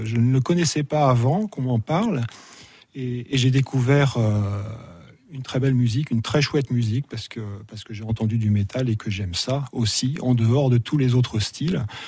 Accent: Burgundy, Bourgogne-Franche-Comté, France; moved away as an adult; also born or lived in Paris / California; now in Avallon, France; j'ai grandi en Bourgogne

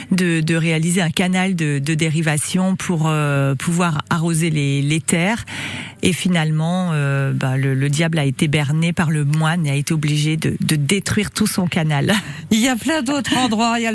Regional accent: Creuse, Nouvelle-Aquitaine, France; surtout chez nous en Creuse.

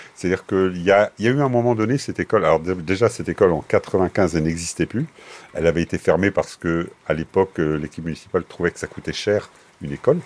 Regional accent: Mellionnec, Brittany, France; je suis de Mélionnec. Je suis un paysan. Fondamentalement, je suis un paysan qui a quitté sa terre un temps venu

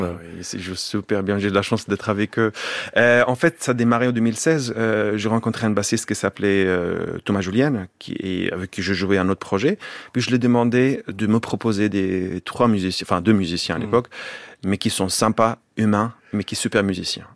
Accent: Bethlehem, Palestine; French is a second language; moved away as an adult; also born or lived in Jerusalem; Jusqu'à 19 ans. Je suis grandi à Bethléem. Je suis né à Jérusalem

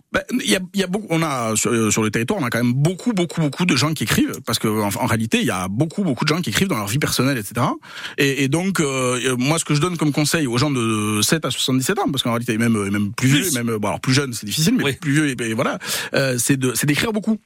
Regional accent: Pau, Nouvelle-Aquitaine, France; moved away as an adult; also born or lived in Paris; je suis né j'ai grandi à Pau

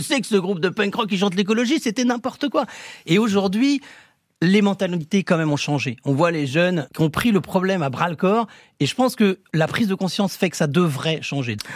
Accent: Saint-Brieuc, Brittany, France; moved away; also born or lived in Rennes; Moi, je suis de Saint-Brieuc à la base, et on se retrouve à Rennes.

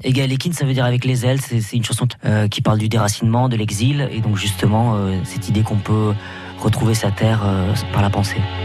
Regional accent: Basque Country, Nouvelle-Aquitaine, France; moved away as an adult; now in Paris, France; ça fait 15 ans que j'habite à Paris Paris, 18 ans que j'ai quitté le Pays Basque

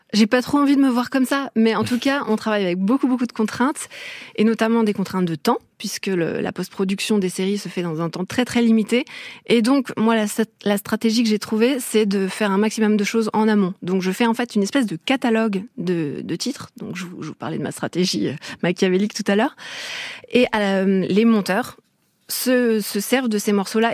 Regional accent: Brittany, France; now in Paris, France; je suis bretonne

